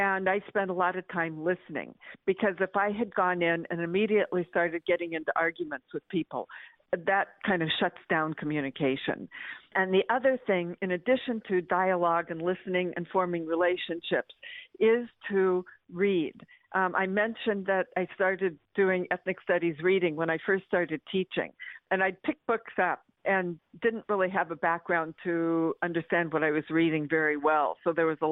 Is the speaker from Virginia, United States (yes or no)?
no; Medford, Oregon, United States; growing up in Medford, Oregon